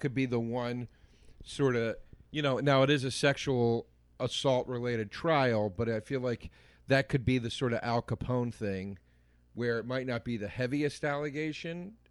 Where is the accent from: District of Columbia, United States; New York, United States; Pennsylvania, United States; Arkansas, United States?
Pennsylvania, United States; Montgomery County; Montgomery County, where I grew up, the courthou-, my hometown courthouse